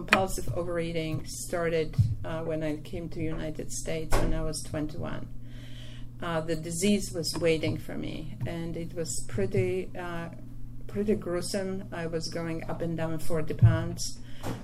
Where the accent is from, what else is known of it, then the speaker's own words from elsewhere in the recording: Poland; English is a second language; moved away as an adult; now in New York City, United States; I was born in Poland 3 years after World War II